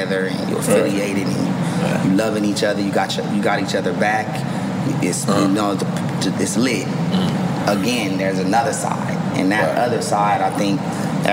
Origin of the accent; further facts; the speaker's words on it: Carson, California, United States; I'm from Carson